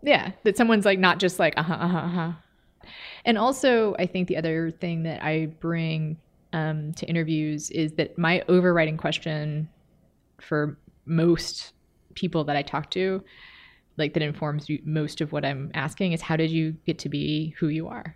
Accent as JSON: {"language": "English", "region": "Texas", "country": "United States", "moved": "yes", "lives_now": "Minneapolis, United States", "said": "I'm from Texas"}